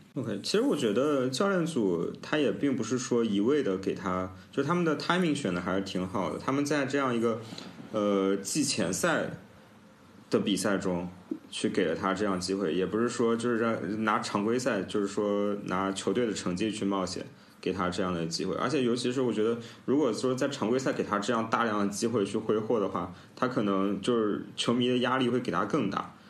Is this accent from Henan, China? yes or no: no; Nanjing, Jiangsu, China; 因为我是南京人嘛